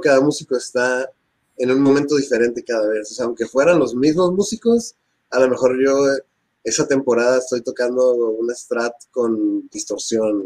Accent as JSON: {"language": "Spanish", "town": "Tijuana", "region": "Baja California", "country": "Mexico", "said": "somos guitarristas rockeros de Tijuana"}